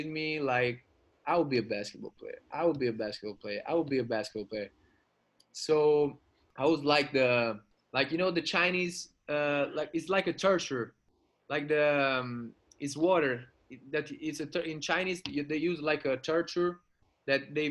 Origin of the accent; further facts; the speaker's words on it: Rome, Lazio, Italy; now in Sardinia, Italy; I was born in Rome